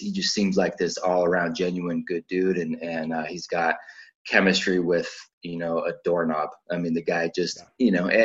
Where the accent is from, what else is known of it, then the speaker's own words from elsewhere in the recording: Vacaville, California, United States; I grew up in Vacaville